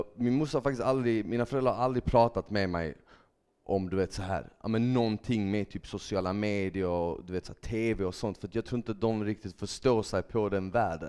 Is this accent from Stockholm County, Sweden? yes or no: no; Malmö, Skåne, Sweden; also born or lived in Bosnia and Herzegovina; jag växte upp i Malmö, jag är född i Bosnien, så jag kom till Sverige när jag var tre år gammal med mina föräldrar.